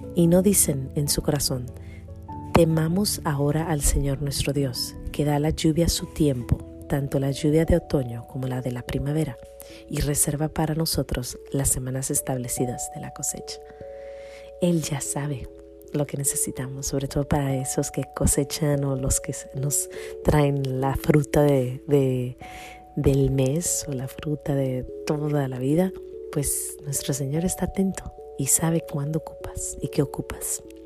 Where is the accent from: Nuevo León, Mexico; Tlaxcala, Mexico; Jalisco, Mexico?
Jalisco, Mexico; El Grullo; born or raised there